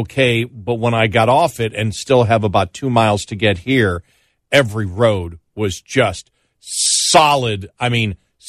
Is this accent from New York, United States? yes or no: yes; Buffalo, New York, United States; moved away; I grew up in Buffalo.